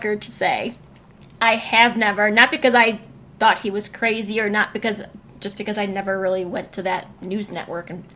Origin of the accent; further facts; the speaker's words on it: Detroit, Michigan, United States; moved away; I grew up in Detroit. Detroit is on a grid